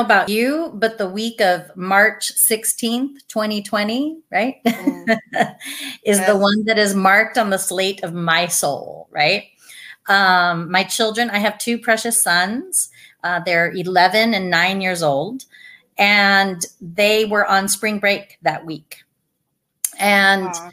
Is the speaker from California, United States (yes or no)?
no; Douglas, Arizona, United States; now in Tucson, United States; Originally from Douglas, small town. I am so glad and grateful to have grown up there